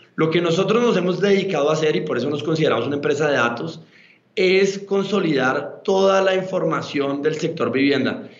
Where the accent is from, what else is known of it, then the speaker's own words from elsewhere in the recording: Bogotá, Colombia; yo soy colombiano de Bogotá